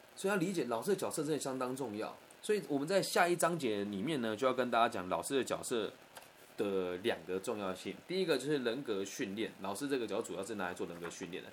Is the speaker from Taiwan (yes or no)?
yes; Taiwan; 小时候在台湾读书